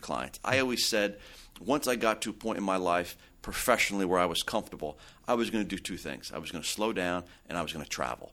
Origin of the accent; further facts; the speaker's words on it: Belleville, New Jersey, United States; I had born and raised in Belleville.